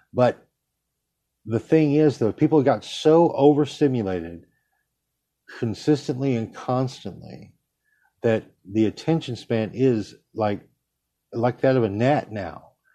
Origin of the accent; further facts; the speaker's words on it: United States; as an American, who is brought up to believe we have a First Amendment